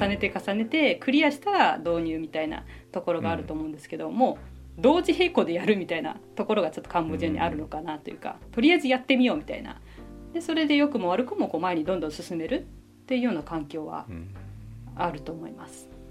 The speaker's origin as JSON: {"language": "Japanese", "region": "Kanagawa", "country": "Japan", "tie": "born or raised there", "moved": "as an adult", "lives_now": "Cambodia", "said": "私あの神奈川県の出身で高校まで普通の生活をしていた"}